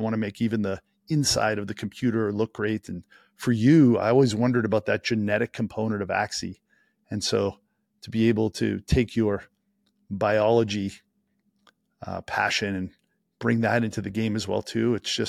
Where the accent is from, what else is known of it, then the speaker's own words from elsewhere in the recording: Boston, Massachusetts, United States; I'm from Boston